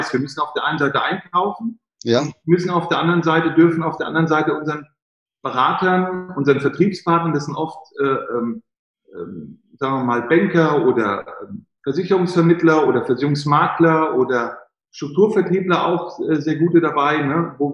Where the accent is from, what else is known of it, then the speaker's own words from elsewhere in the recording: Frankfurt, Hesse, Germany; hätten sie in Frankfurt, ich bin Frankfurter, für 100.000 Euro, äh, 100.000 Marken Wohnen kaufen können.